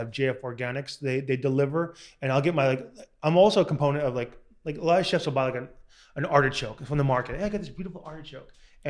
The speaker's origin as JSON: {"language": "English", "area": "Long Island", "region": "New York", "country": "United States", "tie": "born or raised there", "moved": "as an adult", "lives_now": "Southern California, United States", "said": "growing up in Long Island, shit town"}